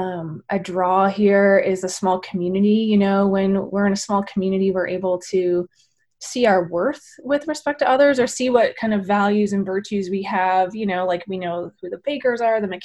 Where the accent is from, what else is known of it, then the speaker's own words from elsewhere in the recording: Maynooth, Ontario, Canada; moved away as an adult; also born or lived in Oregon / British Columbia; I grew up in the Maynooth area on a dairy farm with my grandparents